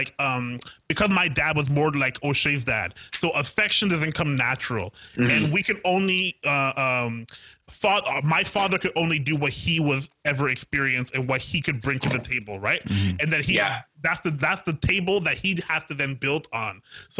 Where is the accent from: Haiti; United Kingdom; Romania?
Haiti; now in Canada; I know what I went through when I was raised back in Haiti, and now I live in a place where there's like this place called Tim Hortons, and you go get double doubles for a toonie.